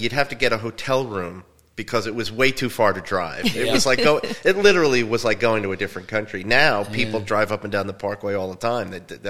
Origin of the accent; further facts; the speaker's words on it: New Jersey, United States; I grew up in North Jersey